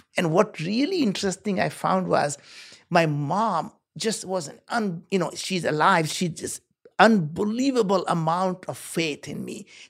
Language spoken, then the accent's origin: English; India; moved away; I grew up in India. We were very poor.